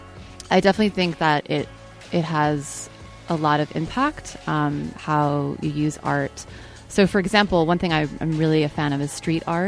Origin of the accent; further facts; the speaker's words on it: Nyack, New York, United States; I'm from Nyack, New York, which is about a half hour north